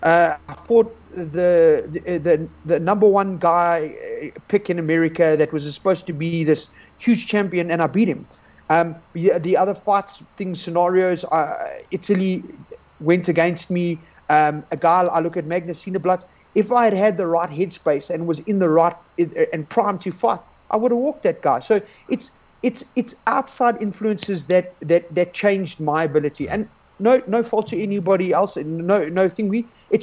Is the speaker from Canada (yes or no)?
no; South Africa